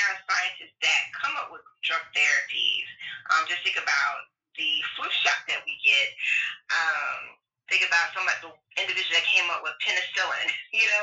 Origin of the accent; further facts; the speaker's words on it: Tampa, Florida, United States; moved away as an adult; also born or lived in Alabama / Tennessee; I grew up between Tampa, Florida, and rural Alabama, and on a farm